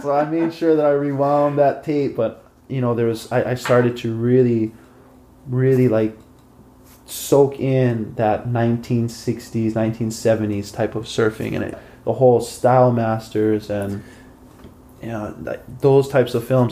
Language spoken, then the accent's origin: English; Hilo, Hawaii, United States; I grew up in Hilo, Hawaii